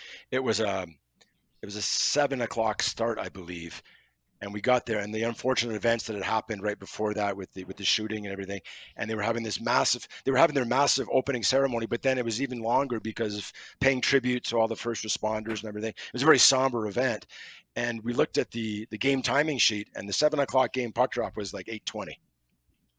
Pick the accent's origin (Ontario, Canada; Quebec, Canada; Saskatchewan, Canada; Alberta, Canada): Quebec, Canada; Montreal; I grew up in Montreal, going to the Montreal Forum